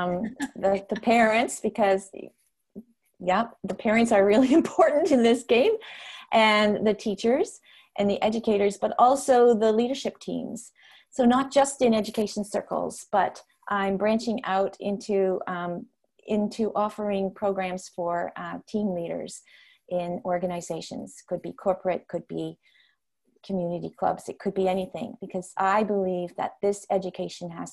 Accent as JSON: {"language": "English", "country": "Netherlands", "first_language": "Dutch", "second_language": "English", "moved": "yes", "lives_now": "North America", "said": "my home country is Holland. And so I had the opportunity to do that just before COVID. I did teaching in the classrooms, demonstration lessons there in my first language"}